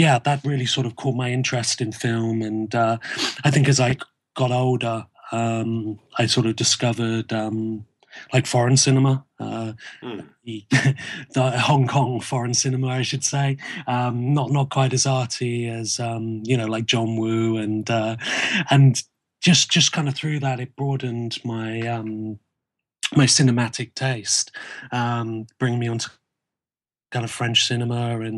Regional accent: Dorset, South West England, United Kingdom; I grew up in Dorset, in a community which was quite sort of in a village

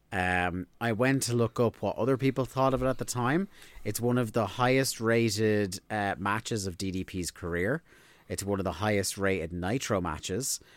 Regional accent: Ireland; we're Irish

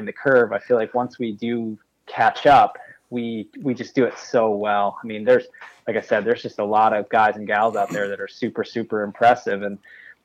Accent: New York, United States; I'm from New York State

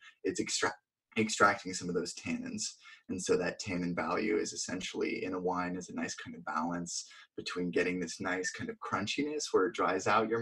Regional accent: Vermont, United States; moved away as an adult; now in California, United States; I grew up in Vermont

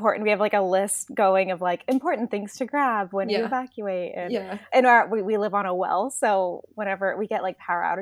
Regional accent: Pacific Grove, California, United States; also born or lived in Sonoma County, California; I'm actually from Central California, a little town called Pacific Grove

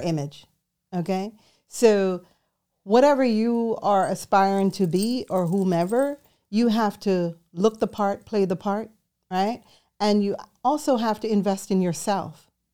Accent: New York City, New York, United States; moved away as an adult; also born or lived in Jamaica; I was born in Jamaica, and I grew up in New York City

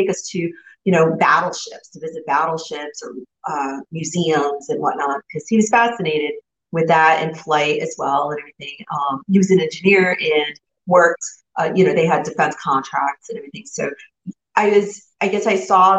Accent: New Jersey, United States; I grew up right outside New York City in the North Jersey area

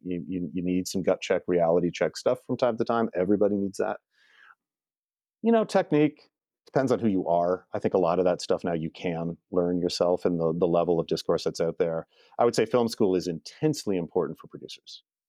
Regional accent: Canada; also born or lived in Toronto area; I'm Canadian and I've stayed on this side of the border

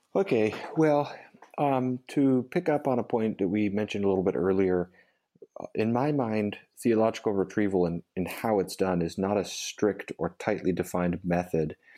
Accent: United States; as an American evangelical

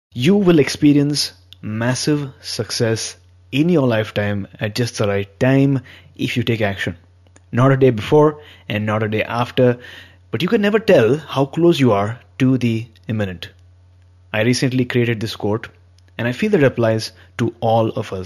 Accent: India; I've been born and brought up in India

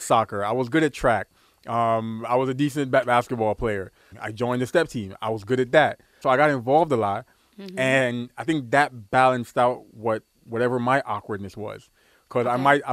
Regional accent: New York City, New York, United States; I grew up in Brooklyn

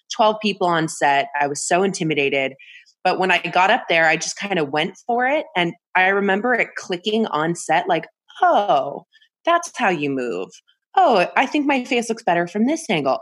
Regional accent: Bay Area, California, United States; I grew up in California in the Bay Area

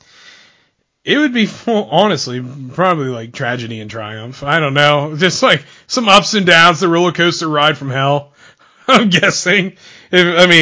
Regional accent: State College, Pennsylvania, United States; my hometown

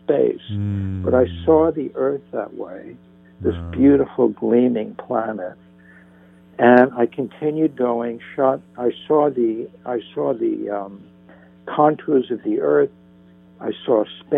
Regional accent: northern New Jersey, United States; now in Santa Monica, United States; I grew up in New Jersey

